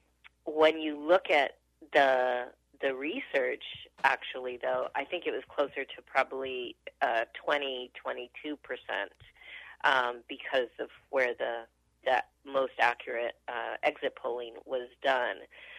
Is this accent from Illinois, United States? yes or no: no; Albuquerque, New Mexico, United States; also born or lived in Roswell, New Mexico; I grew up, you know, I grew up in the 70s in Albuquerque with a consciousness of myself as Chicana and politicized, and grew up in the North Valley